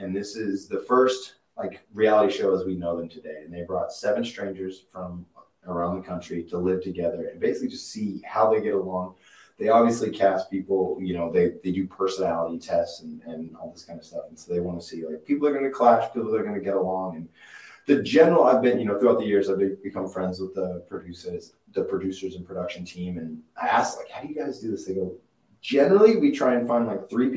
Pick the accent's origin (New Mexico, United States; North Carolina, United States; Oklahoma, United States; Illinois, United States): Oklahoma, United States; Duncan; moved away as an adult; also born or lived in New York City; now in Los Angeles, United States; I was born in Duncan, we call it Duncan, America. There's nothing out there, but just oil fields and people